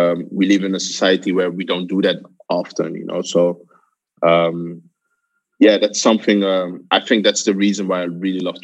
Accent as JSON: {"language": "English", "town": "Amsterdam", "region": "North Holland", "country": "Netherlands", "tie": "born or raised there", "said": "Yeah, I'm born in Amsterdam, actually. I'm originally from Ghana, the best of the world."}